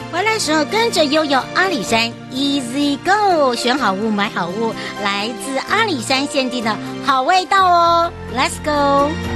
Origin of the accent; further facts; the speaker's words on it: Hualien County, Taiwan; 回到我的故乡，也就是花莲咯